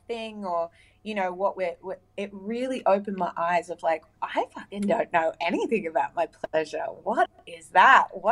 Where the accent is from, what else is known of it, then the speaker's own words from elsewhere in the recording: United Arab Emirates; now in Australia; I grew up in the Middle East in the UAE, the United Arab Emirates